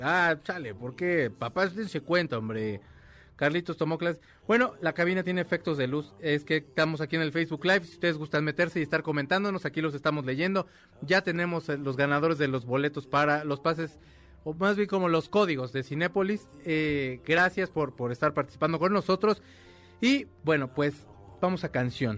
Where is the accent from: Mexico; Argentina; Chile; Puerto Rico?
Mexico; somos mexicanos y, la verdad siempre, siempre hemos sido un gran país